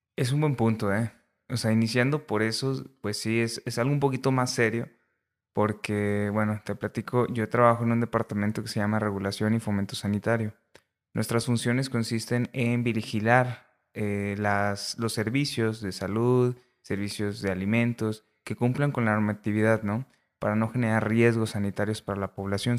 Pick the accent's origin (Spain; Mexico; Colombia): Mexico; Ciudad Acuña, Coahuila; moved away as an adult; also born or lived in Saltillo, Coahuila; now in La Laguna, Mexico; yo soy de Ciudad Acuña, Coahuila. Realmente nací en Saltillo, pero terminamos en Ciudad Acuña, Coahuila.